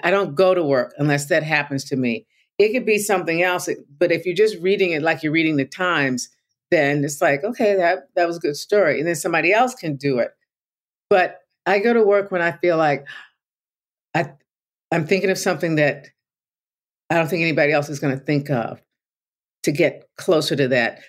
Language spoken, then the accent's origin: English; Tulsa, Oklahoma, United States; I grew up in Tulsa